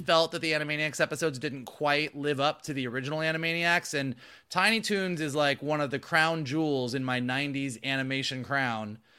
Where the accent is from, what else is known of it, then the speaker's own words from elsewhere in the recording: Gainesville, Florida, United States; I grew up in Gainesville, Florida, not Hollywood